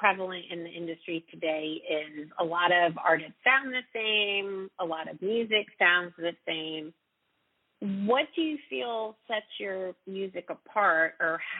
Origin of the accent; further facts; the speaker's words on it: Raleigh, North Carolina, United States; I'm a singer-songwriter from Raleigh, North Carolina